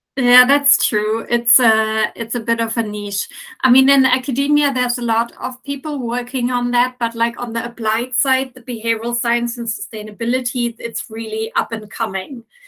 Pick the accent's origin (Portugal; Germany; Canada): Germany; also born or lived in United Kingdom / Dutch Caribbean / Norway; now in Athens, Greece; I am originally from Germany, but I have lived in several other countries like the UK, the Dutch, Dutch Caribbean, and Norway before. And I'm since five years now in Athens